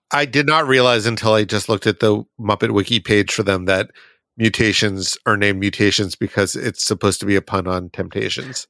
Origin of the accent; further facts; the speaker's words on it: Boston, Massachusetts, United States; I'm from Boston